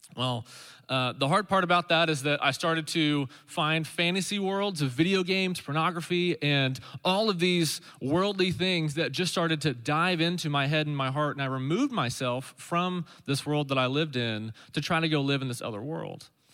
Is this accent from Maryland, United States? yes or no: no; Stillwater, Oklahoma, United States; I grew up in Stillwater, Oklahoma